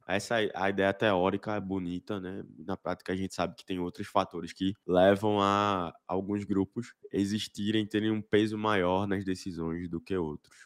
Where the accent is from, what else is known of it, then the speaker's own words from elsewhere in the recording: Recife, Pernambuco, Brazil; Eu sou aqui de Recife também